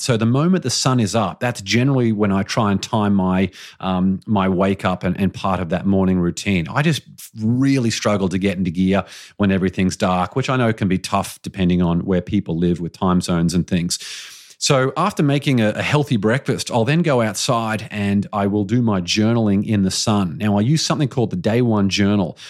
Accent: Australia; as an Australian

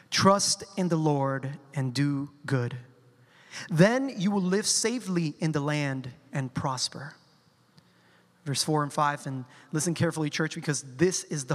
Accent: Colombia; I'm a Colombian, right? And I come from South America. And in my culture, when someone is upset about something, we use the word, or we say the word in Spanish, tranquilo

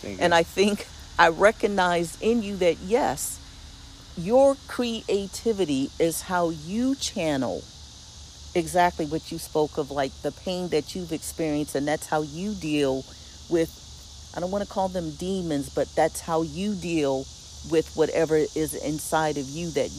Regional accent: Philadelphia, Pennsylvania, United States; what I grew up with in Philadelphia, where we have people of all races, colors, and creeds, religions.

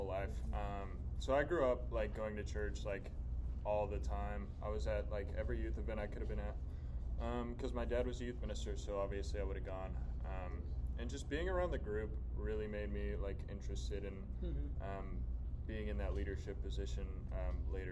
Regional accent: Waco, Texas, United States; moved away as an adult; also born or lived in Oklahoma; I'm from Waco, Texas

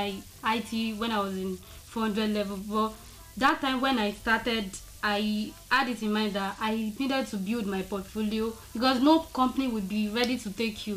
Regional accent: Osun, Nigeria; now in Lagos State, Nigeria; I'm from Osun State

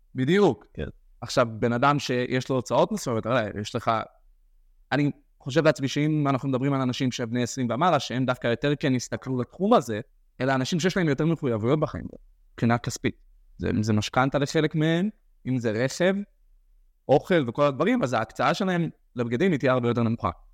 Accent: Or Yehuda, Central District, Israel; אני גדלתי באור יהודה

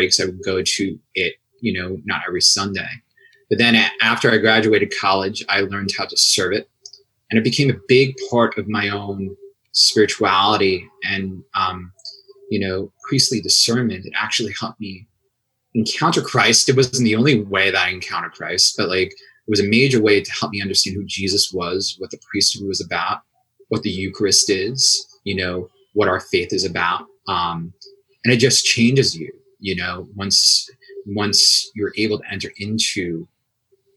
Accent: Long Island, New York, United States; also born or lived in Steubenville, Ohio; I grew up in Newark, New York, Long Island.

